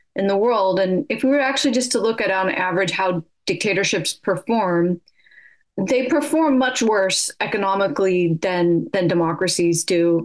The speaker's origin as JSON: {"language": "English", "region": "California", "country": "United States", "tie": "born or raised there", "moved": "as an adult", "lives_now": "United Kingdom", "said": "I'm from California"}